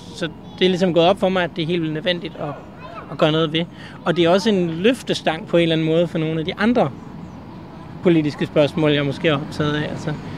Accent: Aarhus, Central Denmark Region, Denmark; jeg kommer fra Aarhus og bor sådan set også i Aarhus

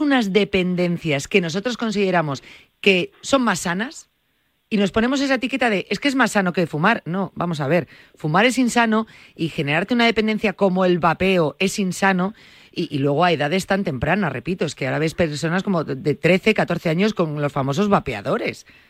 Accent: Galicia, Spain; digo como una gallega

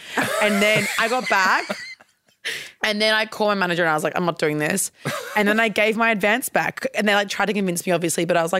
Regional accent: Queensland, Australia; I'm from Queensland

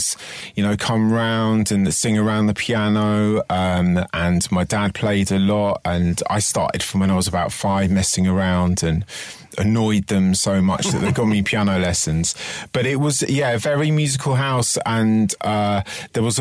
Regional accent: London, United Kingdom; I grew up in West London, of Twickenham, St Margaret's, around there

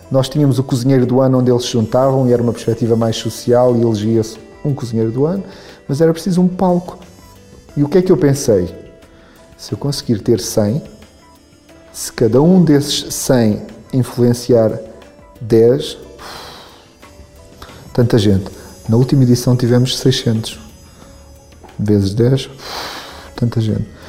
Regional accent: Algarve, Portugal; now in Lisbon, Portugal; Eu vim do Algarve para Lisboa para estudar Direito.

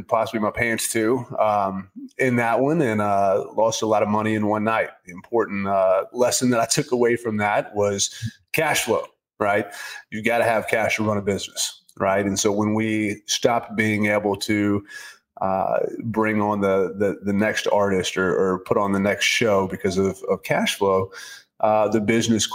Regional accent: Nashville, Tennessee, United States; I'm from Nashville, born and raised there

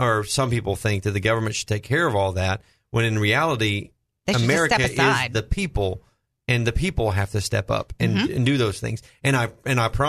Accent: Southeast Texas, United States; I grew up in Southeast Texas, and we dealt with a lot with hurricanes and things of that nature

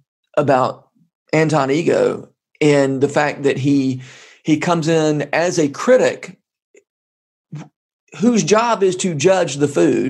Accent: Georgia, United States; I grew up in Georgia

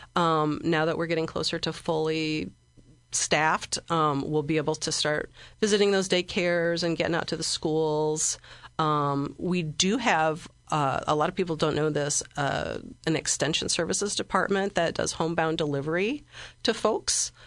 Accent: Bloomington, Illinois, United States; moved away as an adult; also born or lived in La Crosse, Wisconsin; now in Springfield, United States; I'm from Bloomington. That's where I spent most of my life, I grew up, uh, in rural Bloomington, near Lake Bloomington

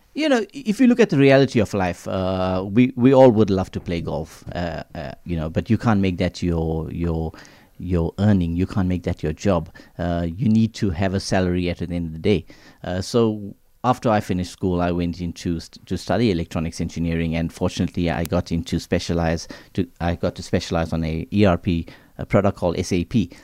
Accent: Durban, KwaZulu-Natal, South Africa; being of Indian origin, living in, uh, Durban

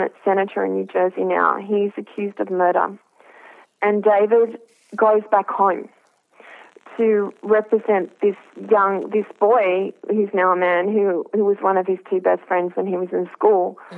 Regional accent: Australia; I'm an Australian who's worked in journalism

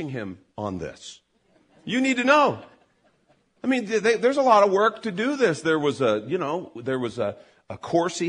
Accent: Chicago, Illinois, United States; I grew up in Chicago

